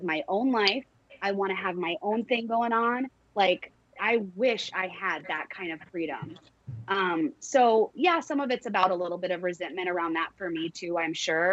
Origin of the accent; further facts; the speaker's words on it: Texas, United States; I'm from Texas